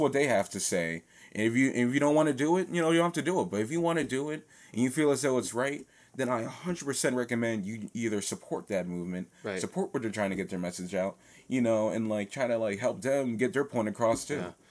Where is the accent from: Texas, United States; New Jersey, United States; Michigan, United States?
New Jersey, United States; now in Philadelphia, United States; I was born in New Jersey